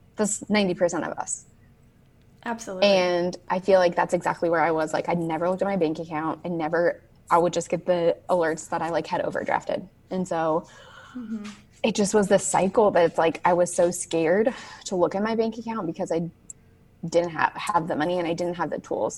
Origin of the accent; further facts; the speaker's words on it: Southern California, United States; moved away as an adult; now in North Carolina, United States; I am from Southern California. I lived there for 26 years